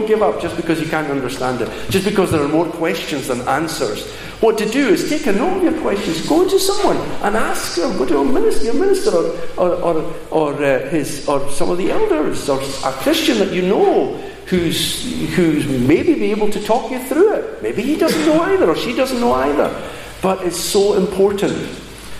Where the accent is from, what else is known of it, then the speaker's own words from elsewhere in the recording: Glasgow, Scotland, United Kingdom; 15 years old, we're growing up in Glasgow